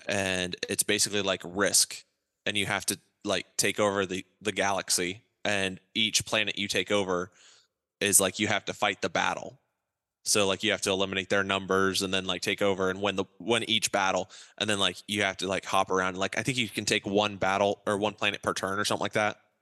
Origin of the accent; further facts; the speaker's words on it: Ohio, United States; also born or lived in Alliance, Ohio / Eaton, Ohio; my dad and mom were from Wichita, Kansas, and we grew up in Alliance, Ohio, and then Eaton, Ohio, um, two different parts of Ohio